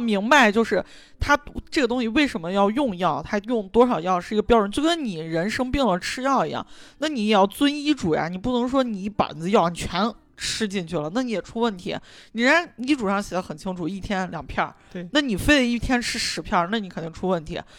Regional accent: Shaanxi, China; 我们陕西这边儿还算是物产，就水果比较丰富

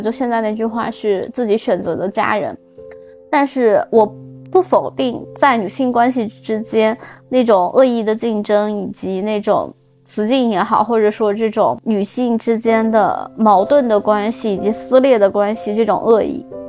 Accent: Xinjiang, China; now in Milan, Italy; 我是新疆的嘛

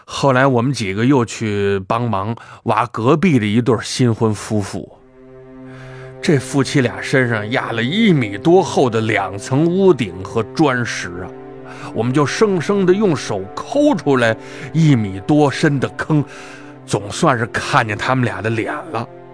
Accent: Tangshan, Hebei, China; 对我们唐山人来说

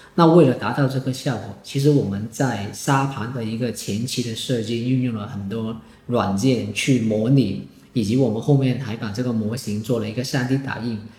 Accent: Foshan, Guangdong, China; 我是南海人，所以我是本地人

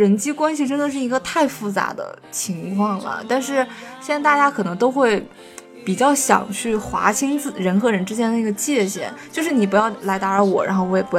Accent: China; 我们中国人说的

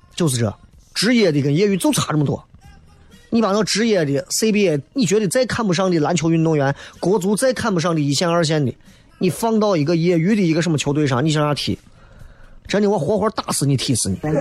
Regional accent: China; 作为一个中国人

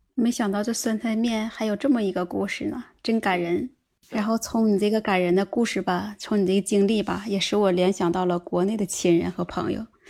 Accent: Northeast China, China; moved away as an adult; now in Japan; 家是东北的

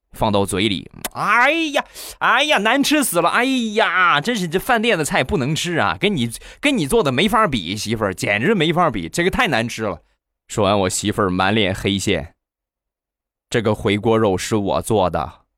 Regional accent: Rizhao, Shandong, China; 我们家乡的日照绿茶

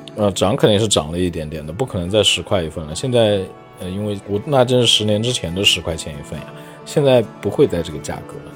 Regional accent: Yibin, Sichuan, China; moved away as an adult; also born or lived in Nanjing; 我的老家就是跟燃面很近，就是宜宾那边的

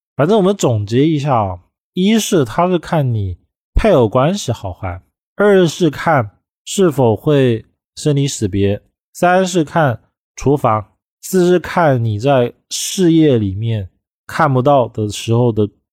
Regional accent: China; 我们中国人

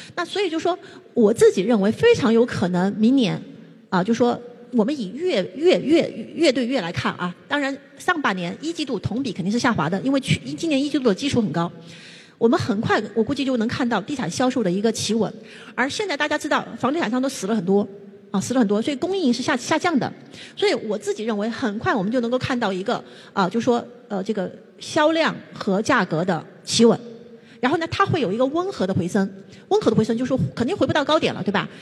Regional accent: China; 我们中国人就都赚他们的钱

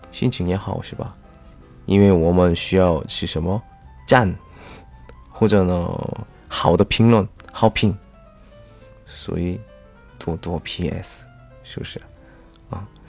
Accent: South Korea; Chinese is a second language; 我是来自韩国的外教

